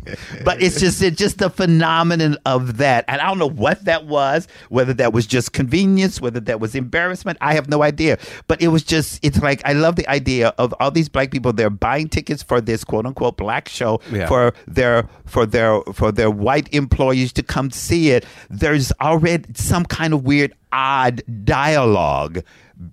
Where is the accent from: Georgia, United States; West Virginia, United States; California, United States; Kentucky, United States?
Kentucky, United States; Frankfort; moved away; I'm from Frankfort, Kentucky.